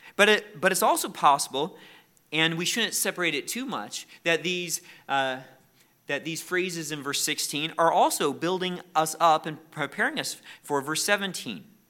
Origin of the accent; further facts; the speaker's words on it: United States; We are very thankful for the freedoms we have as Americans.